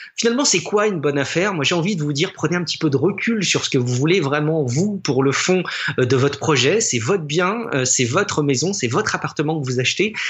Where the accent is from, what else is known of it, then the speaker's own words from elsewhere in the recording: France; chez nous en France